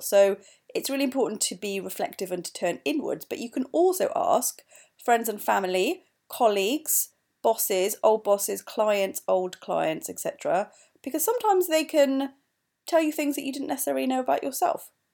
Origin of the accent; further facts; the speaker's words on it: Wales, United Kingdom; moved away as an adult; also born or lived in East London; now in London, United Kingdom; I'm also Welsh.